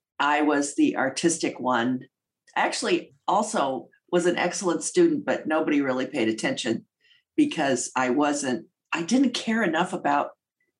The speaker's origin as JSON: {"language": "English", "town": "St. Charles", "region": "Illinois", "country": "United States", "tie": "born or raised there", "said": "I was raised outside of Chicago in a suburb called St. Charles"}